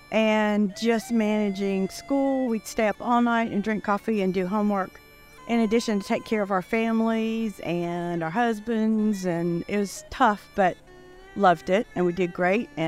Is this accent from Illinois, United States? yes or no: no; Fort Mill, South Carolina, United States; I'm from Fort Mill, South Carolina. I'm a retired nurse after 42 years.